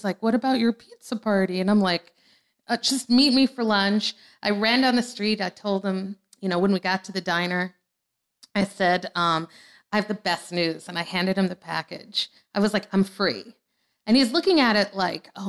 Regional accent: New Orleans, Louisiana, United States; moved away as an adult; also born or lived in Forest Hills, New York; I moved to New Orleans when I was 6 from Forest Hills.

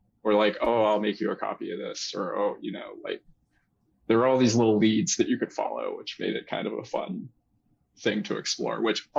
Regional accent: near Boston, Massachusetts, United States; So for me, I grew up near Boston

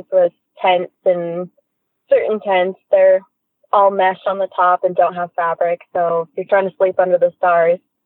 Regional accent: Orange County, California, United States; moved away; also born or lived in Inland Empire / Southern Oregon; I grew up in Orange County

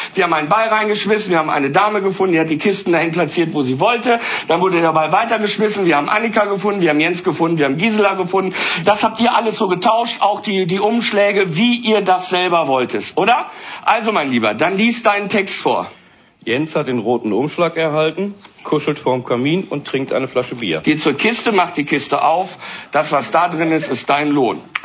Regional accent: Germany; bei uns in Deutschland

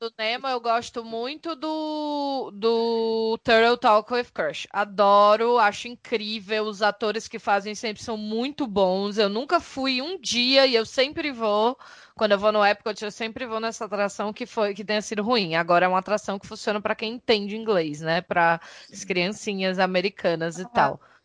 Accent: Brazil; nós quatro somos brasileiros

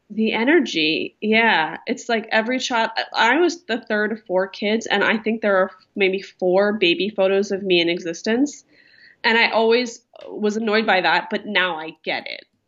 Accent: Philadelphia, Pennsylvania, United States; now in Orange County, United States; I'm from Philadelphia

